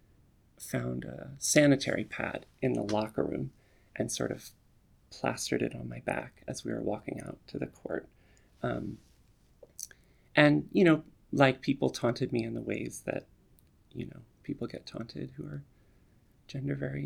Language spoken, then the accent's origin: English; Gettysburg, Pennsylvania, United States; also born or lived in Ann Arbor, Michigan / Berkeley, California / Oakland, California; now in New York, United States; I was born in Gettysburg, Pennsylvania